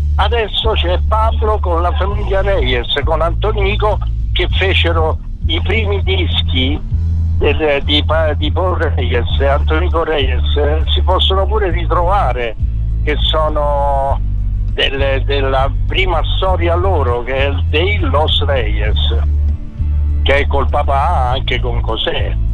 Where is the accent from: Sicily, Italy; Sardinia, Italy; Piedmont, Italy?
Sicily, Italy; Augusta; moved away; ho vissuto tutta l'infanzia in Sicilia, io ad Augusta